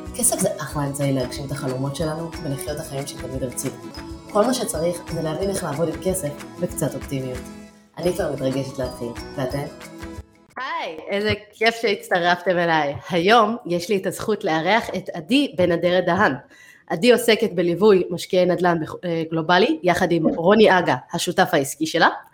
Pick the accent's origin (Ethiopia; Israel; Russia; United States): United States; moved away; אני גדלתי בארצות הברית